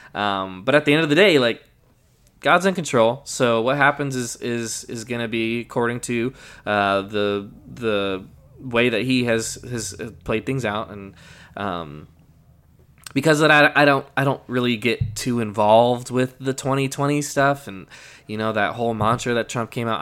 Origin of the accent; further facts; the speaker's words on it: Colorado, United States; moved away; I'm from Colorado